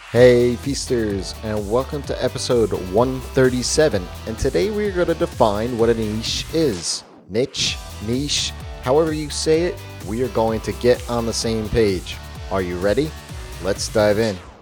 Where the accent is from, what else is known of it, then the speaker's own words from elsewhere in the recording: United States; I am American